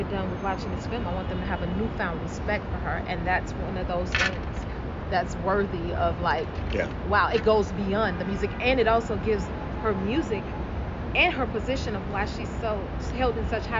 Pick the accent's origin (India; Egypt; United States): United States; Chicago, Illinois; As a little girl riding around through the city of Chicago